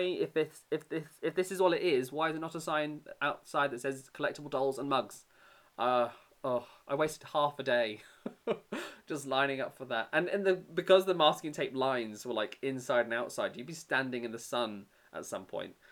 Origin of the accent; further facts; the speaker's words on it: United Kingdom; accent: British; I worked in the UK pavilion, obviously, because my accent